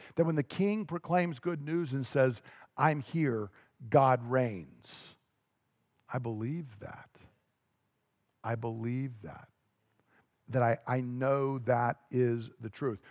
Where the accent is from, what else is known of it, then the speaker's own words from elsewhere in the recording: Georgia, United States; When I grew up in Georgia